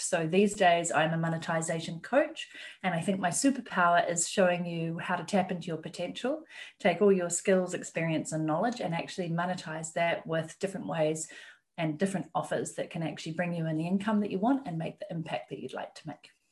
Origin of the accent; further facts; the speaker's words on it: New Zealand; moved away as an adult; I am from New Zealand myself